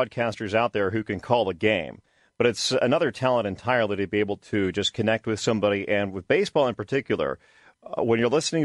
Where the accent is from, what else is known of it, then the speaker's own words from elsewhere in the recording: Midwest, United States; moved away; I grew up in the Midwest